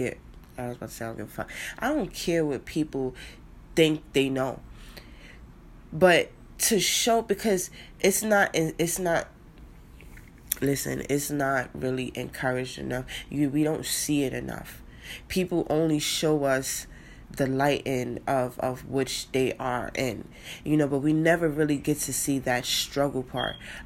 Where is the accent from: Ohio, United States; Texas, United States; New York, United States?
New York, United States; New York City; I grew up in the Bronx